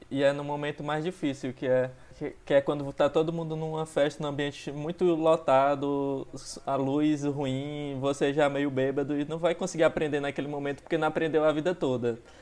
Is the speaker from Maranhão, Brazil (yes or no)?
yes; Barra do Corda, Maranhão, Brazil; now in São Luís, Brazil; eu sou de Barra do Corda